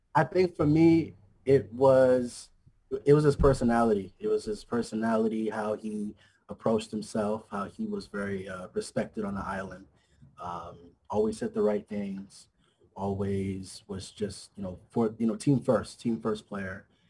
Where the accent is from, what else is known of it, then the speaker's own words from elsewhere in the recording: Hawaii, United States; also born or lived in New York; raised okay. out here in Hawaii